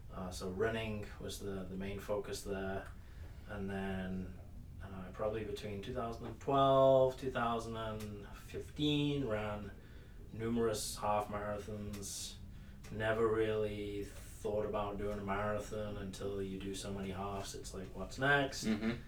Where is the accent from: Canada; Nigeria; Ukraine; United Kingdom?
United Kingdom; moved away as an adult; now in United States; I am British. That's probably picked up by everyone already listening. Uh, but I came to the U.S. in 2011 uh, from the U.K